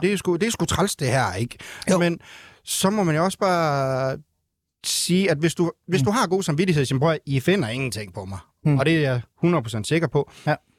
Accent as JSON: {"language": "Danish", "area": "North Jutland", "region": "North Denmark Region", "country": "Denmark", "tie": "born or raised there", "moved": "yes", "lives_now": "Ringkøbing, Denmark", "said": "jeg er født og opvokset i Nordjylland"}